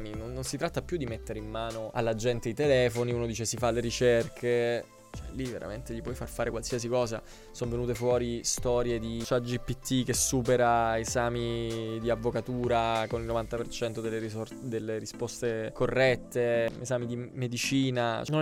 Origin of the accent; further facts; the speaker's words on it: Apulia, Italy; io sono pugliese